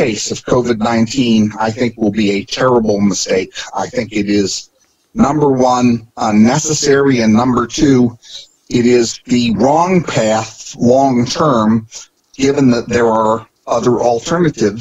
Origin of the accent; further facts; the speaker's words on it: Norfolk, Virginia, United States; moved away as an adult; also born or lived in Chicago, Illinois; now in Evanston, United States; I grew up in Norfolk, Virginia, graduated at the top of my class at Granby High School